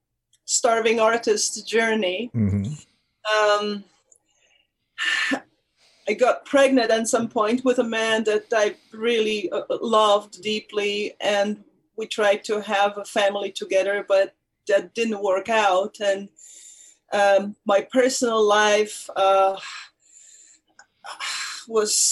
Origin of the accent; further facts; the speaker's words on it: Poland; moved away; I was born in Poland. My parents were actors. I grew up in an actor's family.